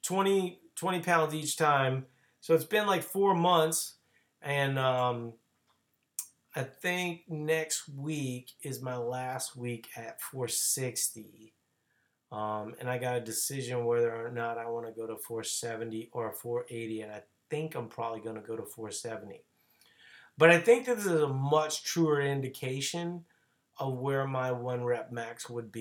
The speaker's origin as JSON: {"language": "English", "town": "New Orleans", "region": "Louisiana", "country": "United States", "tie": "born or raised there", "moved": "yes"}